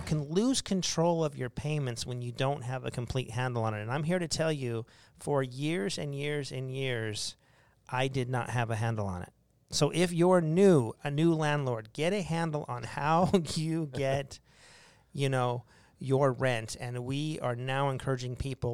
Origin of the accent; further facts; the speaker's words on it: Arizona, United States; We're from Arizona